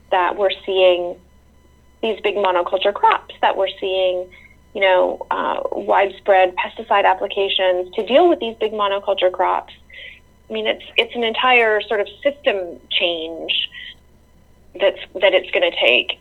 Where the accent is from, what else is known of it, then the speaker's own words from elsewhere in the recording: near Toronto, Ontario, Canada; also born or lived in rural North Carolina; now in North Carolina, United States; I grew up near Toronto, Canada, um, in a suburb where all the houses looked the same